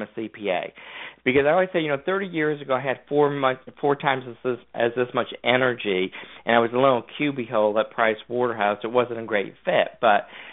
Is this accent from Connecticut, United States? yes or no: yes; Connecticut, United States; moved away; also born or lived in Georgia; I grew up in Connecticut.